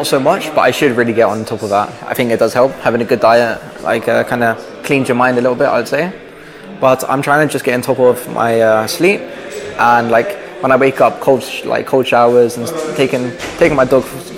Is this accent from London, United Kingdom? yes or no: yes; Harrow, London, United Kingdom; London. Well, just right outside, basically. A little like a place called Harrow